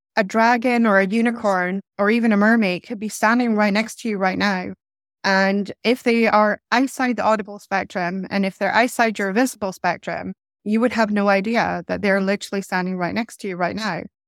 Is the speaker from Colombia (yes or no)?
no; Inverness, Scotland, United Kingdom; also born or lived in Stockholm, Sweden; I moved from Stockholm when I was about ten years of age to Scotland. I moved from a large capital city, Stockholm, that's very vibrant, very multicultural, eh, to Little Inverness